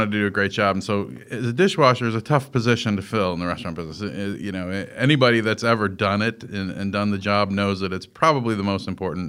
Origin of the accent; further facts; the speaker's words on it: Melrose Park, Illinois, United States; I was born in Chicago, Illinois, in an area called Melrose Park. And Melrose Park in that at that time in the late 60s was a really Italian neighborhood, and it was very ethnic, and it was very family-oriented